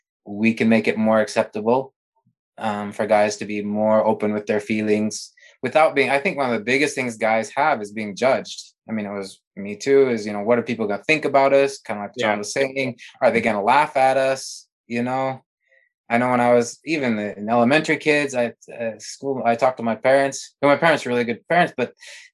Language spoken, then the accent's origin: English; Montana, United States; I grew up in Montana